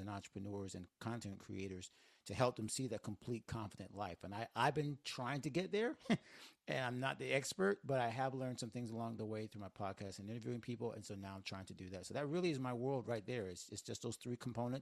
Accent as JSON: {"language": "English", "region": "Northwest Florida", "country": "United States", "tie": "born or raised there", "moved": "as an adult", "lives_now": "Miami, United States", "said": "It's Northwest Florida, but growing up in the South"}